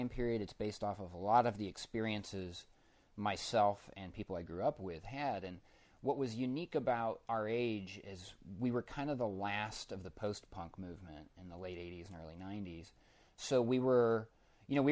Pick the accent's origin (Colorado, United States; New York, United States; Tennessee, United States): Colorado, United States; Denver; I grew up in Denver